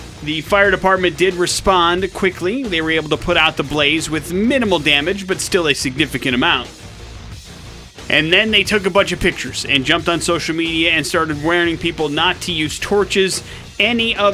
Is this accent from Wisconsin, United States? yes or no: yes; Wisconsin, United States; growing up in Wisconsin, I mean, that's why my parents had me, I feel like, was to shovel